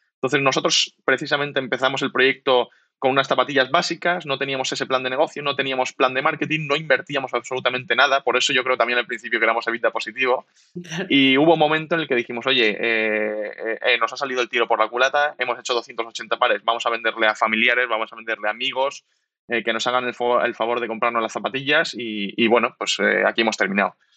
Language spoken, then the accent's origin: Spanish; Alicante, Valencian Community, Spain; moved away as an adult; now in Valencia, Spain; somos alicantinos los tres, por eso nos metimos en calzado y hace tres años aproximadamente estamos viviendo en Valencia